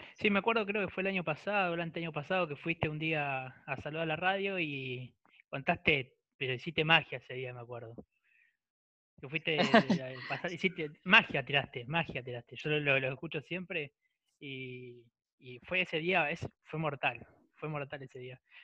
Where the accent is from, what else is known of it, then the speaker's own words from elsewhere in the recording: Punta Alta, Buenos Aires Province, Argentina; yo soy de Punta Alta están ahí a 30 kilómetros de distancia